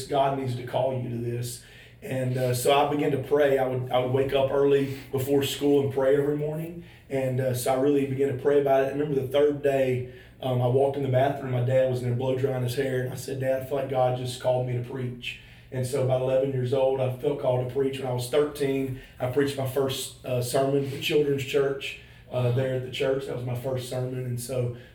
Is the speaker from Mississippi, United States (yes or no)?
yes; Crystal Springs, Mississippi, United States; moved away as an adult; now in Oklahoma, United States; I grew up in Crystal Springs. My dad's a pastor